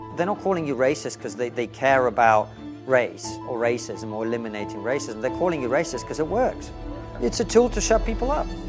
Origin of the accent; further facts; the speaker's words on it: Russia; now in United Kingdom; if you grew up in the Soviet Union, uh, towards the end of it, as I did